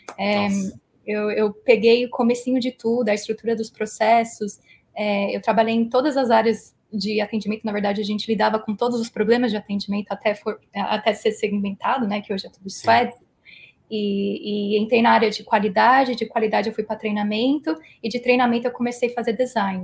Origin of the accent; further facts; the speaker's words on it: Philadelphia, Pennsylvania, United States; moved away as an adult; also born or lived in Brazil; Eu fui lá em 97, fiquei lá 12 anos, mais ou menos. Então, criei todos os meus pilares de cultura e, e sociais em Filadélfia